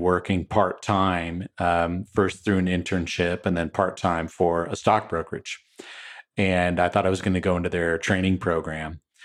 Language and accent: English; Wenatchee, Washington, United States; also born or lived in Saint Paul, Minnesota / Texas / California / Seattle area; we made a life in a small town in Washington State, uh, right on the Columbia River